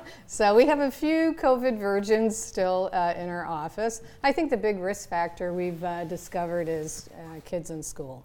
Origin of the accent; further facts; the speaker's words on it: Canada; moved away; I'm from Canada